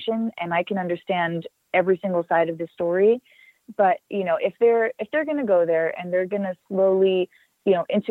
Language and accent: English; Los Angeles, California, United States; it's in L.A. where I'm from